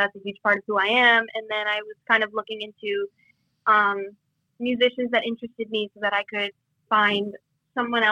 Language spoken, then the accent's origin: English; Marshfield, Massachusetts, United States; I grew up in Marshfield, Massachusetts, like 40 minutes south of Boston